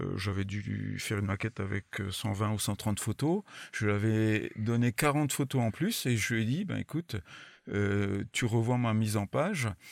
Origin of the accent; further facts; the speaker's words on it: France; je suis pas anglophone quoi, je suis français avant, avant tout